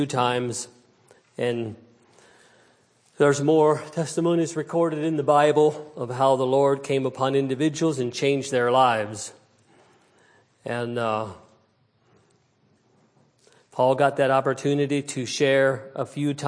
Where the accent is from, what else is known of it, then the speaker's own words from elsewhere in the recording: New Holland, Pennsylvania, United States; I was raised in New Holland, Pennsylvania, Lancaster County, Pennsylvania, and in a old order Mennonite setting